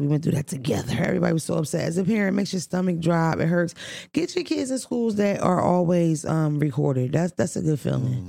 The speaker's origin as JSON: {"language": "English", "town": "Philadelphia", "region": "Pennsylvania", "country": "United States", "said": "we're from Philadelphia"}